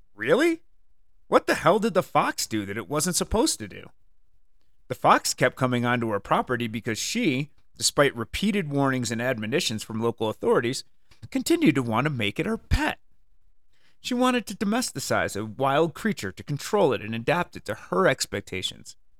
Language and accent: English; Connecticut, United States; moved away; I grew up in the wonderful state of Connecticut